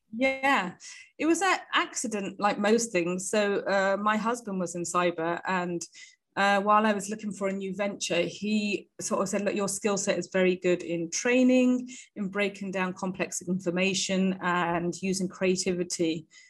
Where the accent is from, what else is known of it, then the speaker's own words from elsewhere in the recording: United Kingdom; moved away as an adult; also born or lived in India; as you can hear maybe from my accent, I am from the UK. I was born and bred there